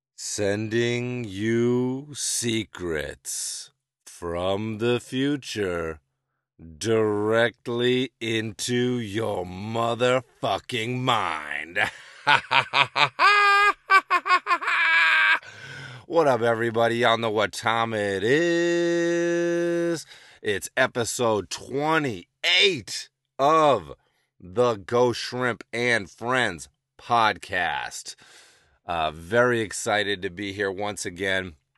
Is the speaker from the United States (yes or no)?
yes; Amherst, Massachusetts, United States; growing up in Massachusetts